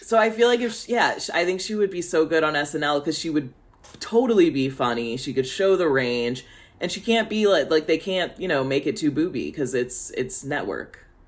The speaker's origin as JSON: {"language": "English", "region": "Midwest", "country": "United States", "said": "As a Midwesterner"}